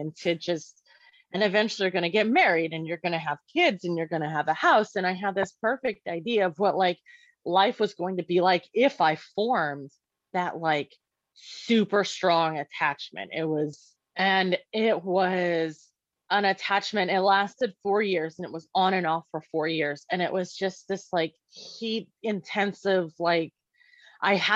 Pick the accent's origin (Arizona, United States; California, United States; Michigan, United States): Arizona, United States; Maricopa County; I was actually born in a prison. I was born in the Maricopa County State Women's Facility or Women's Correctional Facility.